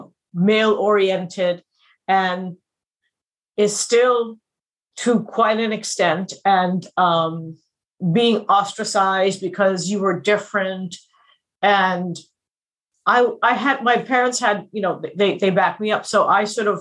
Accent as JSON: {"language": "English", "country": "India", "tie": "born or raised there", "also_born_or_lived": "United States", "said": "I was born in India. I went to the States when I was a little kid. I stayed there till I was 8 or 9"}